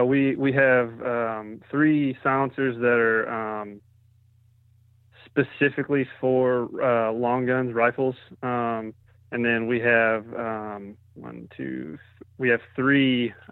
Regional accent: Greenville, South Carolina, United States; Well, I'm from Greenville, South Carolina, and I work in the firearms industry.

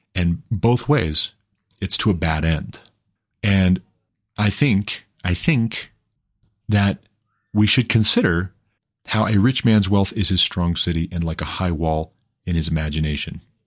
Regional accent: Glendive, Montana, United States; I'm from Glendive, Montana. I've never even lived outside of the country.

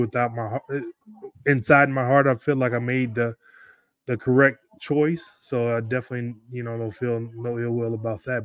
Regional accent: Detroit, Michigan, United States; a little kid growing up in Detroit

